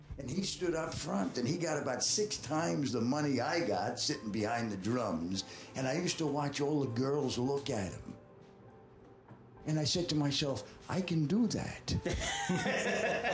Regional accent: Boston, Massachusetts, United States; moved away as an adult; also born or lived in Nashville, Tennessee / New York; I was from Boston

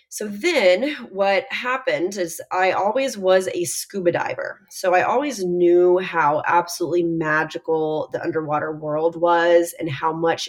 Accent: Texas, United States; now in Miami, United States; I'm also from Texas

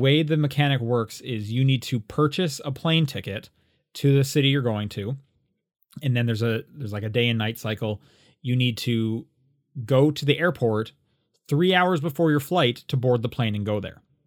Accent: Canada; now in United States; a Canadian who lives in the States

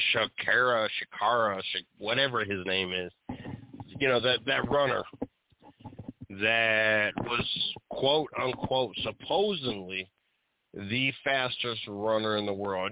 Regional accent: Dayton, Ohio, United States; I am from the Dayton area

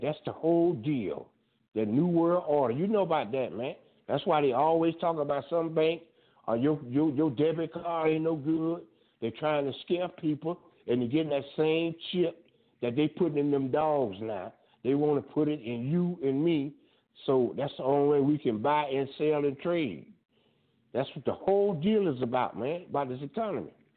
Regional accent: Fort Lauderdale, Florida, United States; moved away; I'm from Fort Lauderdale

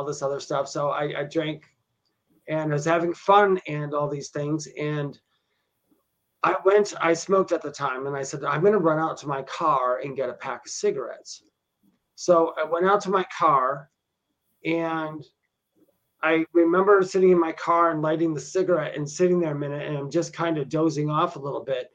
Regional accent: Wisconsin, United States; I grew up in Wisconsin, and I used to go to this bar. I lived near Milwaukee, Wisconsin

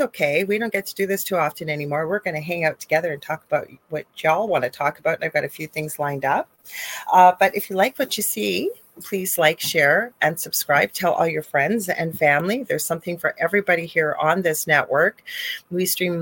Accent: Canada; I am a Canadian spiritual medium

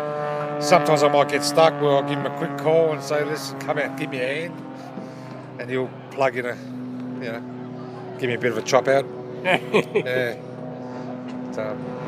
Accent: Melbourne, Victoria, Australia; I was born in Melbourne. I was born in Werribee.

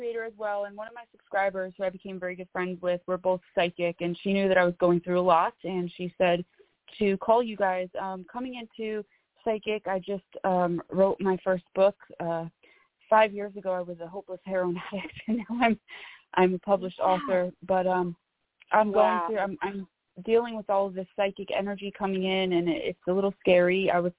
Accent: Northern New Jersey, United States; I'm from Northern New Jersey.

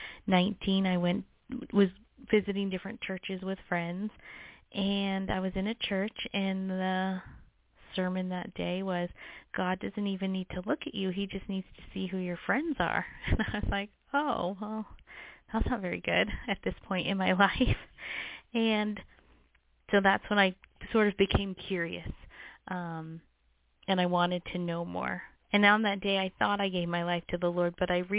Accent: Las Vegas, Nevada, United States; I was born and raised in Las Vegas

